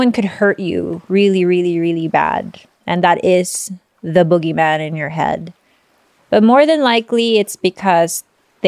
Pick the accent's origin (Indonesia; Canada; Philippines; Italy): Philippines; I'm Filipino.